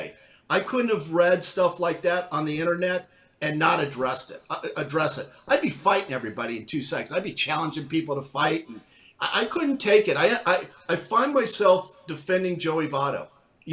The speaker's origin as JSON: {"language": "English", "region": "Southern California", "country": "United States", "tie": "born or raised there", "moved": "yes", "lives_now": "Cincinnati, United States", "said": "I'm from Southern California"}